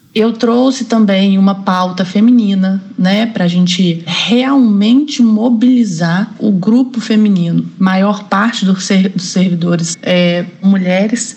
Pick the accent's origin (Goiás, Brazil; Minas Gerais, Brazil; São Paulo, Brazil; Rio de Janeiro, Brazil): Minas Gerais, Brazil; Belo Horizonte; moved away as an adult; also born or lived in Paraná; eu sou de Minas Gerais, sou de Belo Horizonte. Eu tô no MPU há 10 anos. Eu fiquei 3 anos no Paraná, depois eu consegui remover para Belo Horizonte, então eu voltei para minha cidade natal